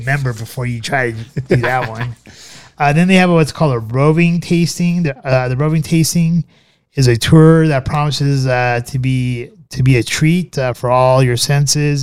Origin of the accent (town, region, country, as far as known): United States